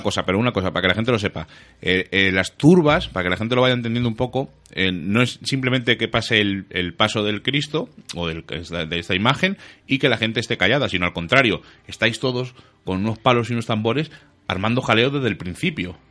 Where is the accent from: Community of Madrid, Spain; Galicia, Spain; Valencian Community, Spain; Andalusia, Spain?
Community of Madrid, Spain; Madrid; nosotros que somos de Madrid